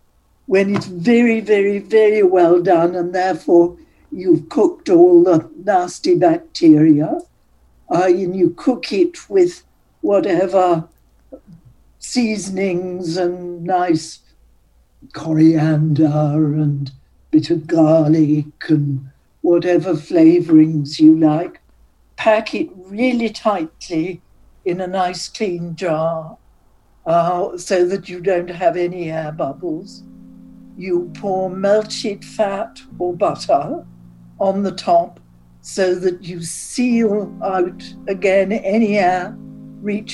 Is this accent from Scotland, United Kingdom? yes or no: no; Newcastle upon Tyne, North East England, United Kingdom; moved away as an adult; also born or lived in Paris, France / United States; I was born in Newcastle